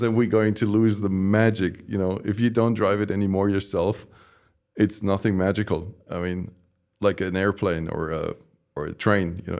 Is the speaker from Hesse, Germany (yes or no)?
no; Stuttgart, Baden-Württemberg, Germany; I grew up in Stuttgart